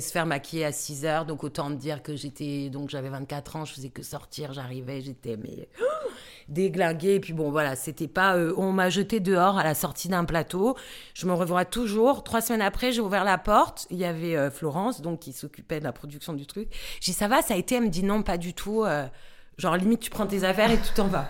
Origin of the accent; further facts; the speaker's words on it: Bastia, Corsica, France; moved away as an adult; also born or lived in Paris; j'ai passé le bac euh, à Bastia, puisque je, je suis corse. Je suis arrivée effectivement comme tu l'as dit dans l'intro, à Paris pour faire des études